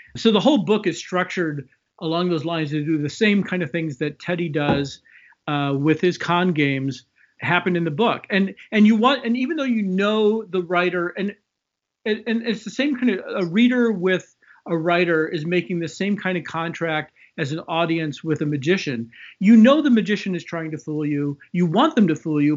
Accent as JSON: {"language": "English", "town": "Chicago", "region": "Illinois", "country": "United States", "tie": "born or raised there", "moved": "yes", "lives_now": "West Coast, United States", "said": "I grew up in Chicago"}